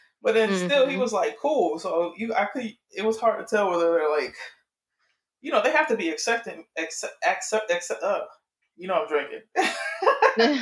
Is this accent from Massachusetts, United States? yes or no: no; Miami, Florida, United States; I'm from Miami